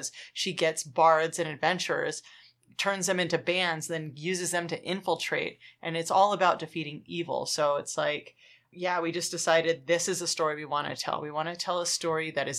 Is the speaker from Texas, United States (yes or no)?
no; Los Angeles, California, United States; I'm from Los Angeles